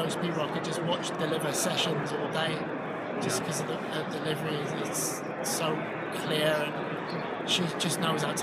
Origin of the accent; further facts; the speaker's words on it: England, United Kingdom; now in United States; I mean, I am American, but I'm also English